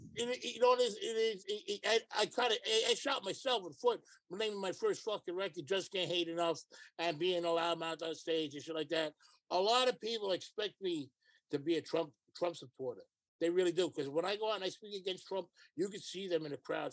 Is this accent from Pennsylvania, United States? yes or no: no; New York City, New York, United States; I'm a New Yorker.